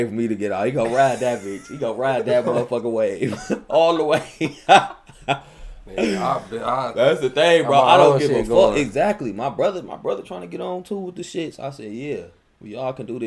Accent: Michigan, United States; I'm from Michigan. I'm all in Georgia.

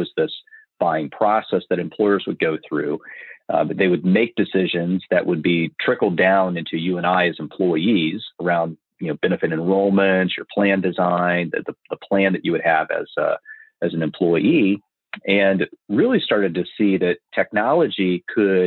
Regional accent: Marion, Indiana, United States; I grew up in Marion, Indiana

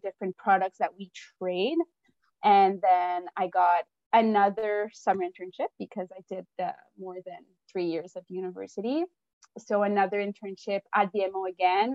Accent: Montreal, Quebec, Canada; I'm a Frenchie from Montreal. I went to Brébeuf

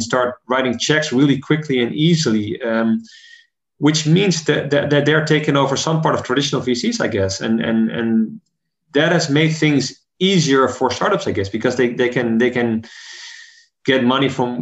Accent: Netherlands; in my home country, the Netherlands

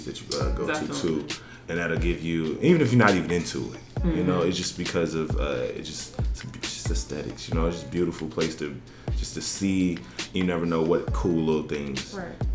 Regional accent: Tennessee, United States; now in Chicago, United States; I am from Tennessee

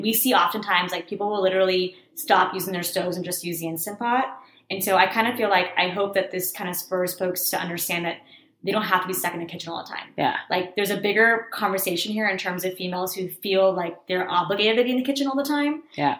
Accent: Texas, United States; I was born and raised in America

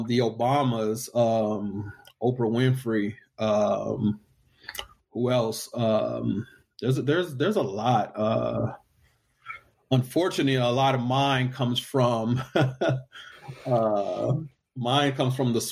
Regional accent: Texas, United States; I'm from Texas

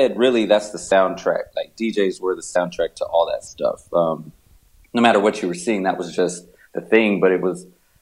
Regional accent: Texas, United States; born or raised there

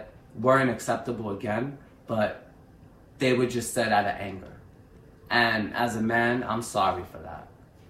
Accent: New York, United States; I'm from New York.

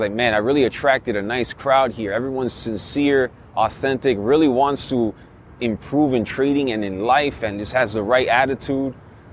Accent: Miami, Florida, United States; moved away; I'm from Miami originally.

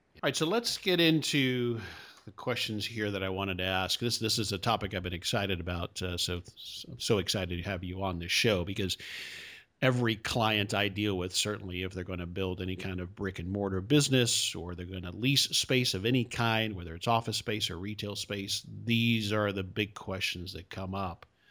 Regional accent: South Florida, United States; I'm from South Florida originally

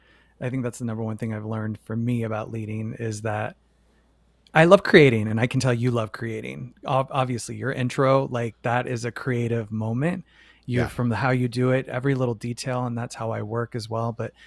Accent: Phoenix, Arizona, United States; moved away; also born or lived in New York City; Phoenix, Arizona.

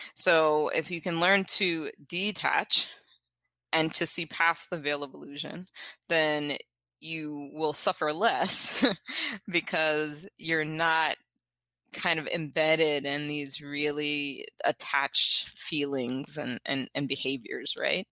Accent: South Carolina, United States; I am from South Carolina, born and raised.

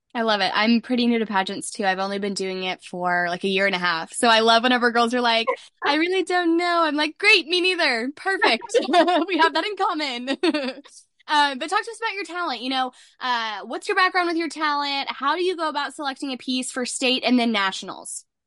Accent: Texas, United States; I'm from Texas.

